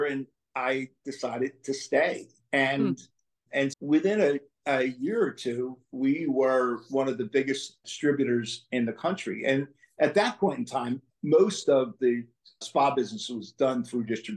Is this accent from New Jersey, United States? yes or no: no; Philadelphia, Pennsylvania, United States; moved away as an adult; now in Fort Wayne, United States; I was born and I grew up in Philadelphia